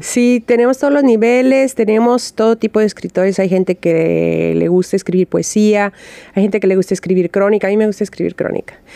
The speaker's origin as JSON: {"language": "Spanish", "town": "Guadalajara", "region": "Jalisco", "country": "Mexico", "said": "Yo soy de Guadalajara"}